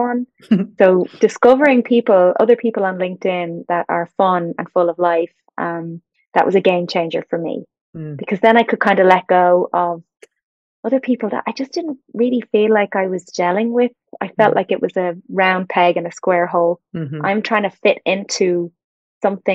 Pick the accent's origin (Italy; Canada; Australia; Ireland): Ireland; Dublin, Leinster; moved away as an adult; now in Chicago, United States; I live here in Chicago, even though I'm from Dublin